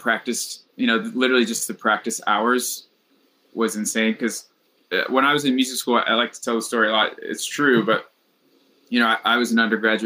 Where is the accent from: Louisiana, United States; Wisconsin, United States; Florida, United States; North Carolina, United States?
North Carolina, United States; moved away as an adult; also born or lived in North Texas; I grew up in North Carolina, just like kind of middle of nowhere high school